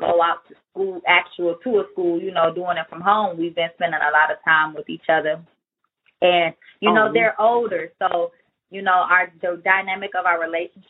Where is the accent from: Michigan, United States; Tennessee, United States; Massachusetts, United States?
Michigan, United States; Detroit; we're both from Detroit